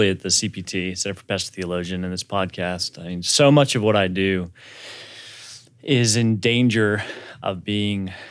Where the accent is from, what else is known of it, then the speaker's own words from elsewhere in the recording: Lincoln, Nebraska, United States; born there; also born or lived in Dallas / Brazil; I was born in Lincoln, Nebraska.